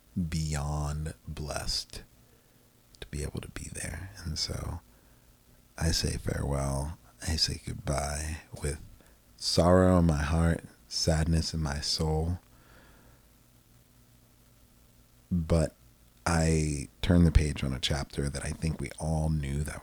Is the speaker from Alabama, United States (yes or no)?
no; Manassas, Virginia, United States; now in Texas, United States; I grew up in this beautiful place called Manassas, Virginia